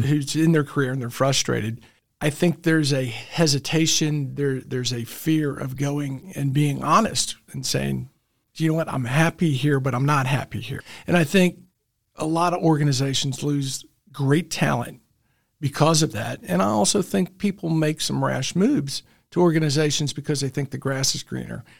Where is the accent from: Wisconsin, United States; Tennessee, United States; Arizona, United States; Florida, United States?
Tennessee, United States; Memphis; also born or lived in Alabama; now in Chattanooga, United States; I was raised in Memphis